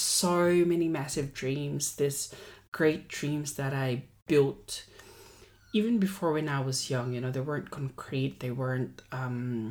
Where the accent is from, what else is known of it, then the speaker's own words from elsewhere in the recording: Central Luzon, Philippines; moved away as an adult; now in Australia; I am born and raised in the Philippines, proud Filipino here, proud Kapampangan as well.